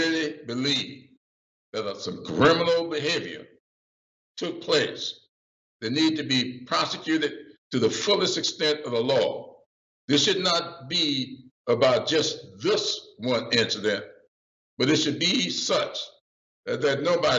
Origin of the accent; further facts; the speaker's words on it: South Carolina, United States; I'm from South Carolina